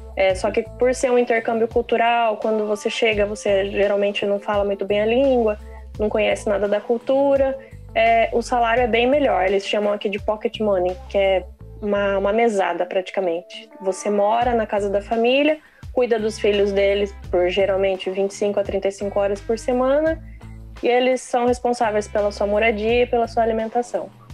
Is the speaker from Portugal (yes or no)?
no; Brazil; moved away as an adult; now in London, United Kingdom; saí do Brasil com 29 anos e, e resolvi vir para cá. Tô morando em Londres agora, aqui no Reino Unido